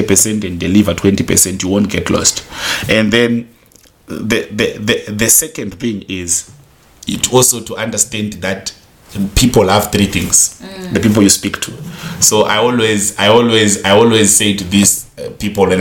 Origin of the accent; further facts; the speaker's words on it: Zimbabwe; I come from Zimbabwe